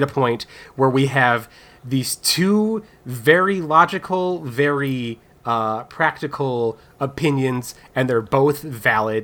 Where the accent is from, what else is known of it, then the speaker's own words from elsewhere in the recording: United States; I'm Tististos, which is, or Cheyenne in white people language